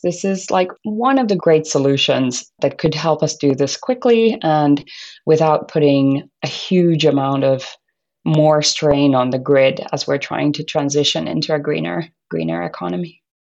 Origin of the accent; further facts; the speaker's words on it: Finland; I was born and brought up in Finland